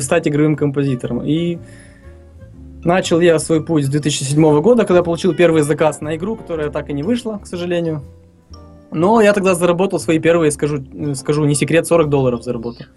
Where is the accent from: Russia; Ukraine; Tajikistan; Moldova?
Moldova; Tiraspol, Transnistria; Родился я и вырос в Тирасполе, в Приднестровье, фактически Молдова